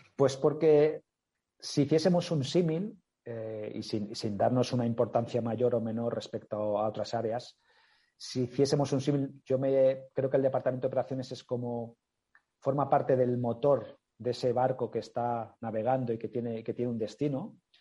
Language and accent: Spanish; Mallorca, Balearic Islands, Spain; yo soy de origen, mi familia, yo mismo somos originarios de Mallorca